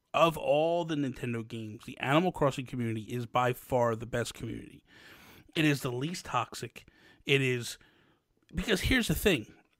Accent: New Jersey, United States; I am not from Philly. I am from New Jersey. I'm from Jersey, but I'm from South Jersey. I'm about 20 minutes from Philly.

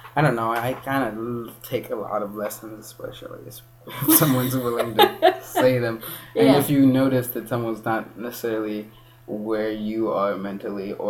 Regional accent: Kenya; moved away; being raised in Kenya, and it's also part me being who I am, and it's part being raised here as a Kenyan

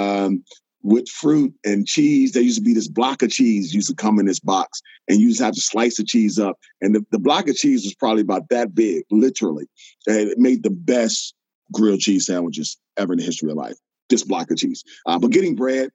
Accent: Birmingham, Alabama, United States; moved away as an adult; also born or lived in Los Angeles; Born and raised in Birmingham, Alabama, raised in the South

